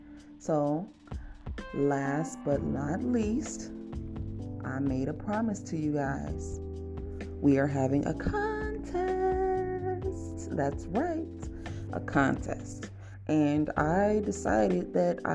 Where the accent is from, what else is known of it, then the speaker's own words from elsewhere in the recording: Cleveland, Ohio, United States; moved away as an adult; also born or lived in Alabama; I'm from Cleveland